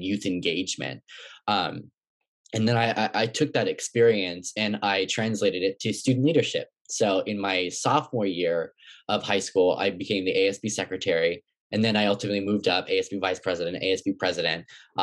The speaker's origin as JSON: {"language": "English", "town": "Oakland", "region": "California", "country": "United States", "tie": "born or raised there", "also_born_or_lived": "Berkeley, California", "said": "I was born in Berkeley and I was raised in Oakland."}